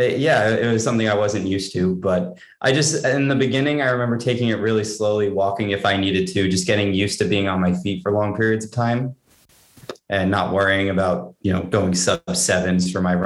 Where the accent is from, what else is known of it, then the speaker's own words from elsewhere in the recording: New York, United States; also born or lived in Durango; where I grew up in New York, and that's where I live now.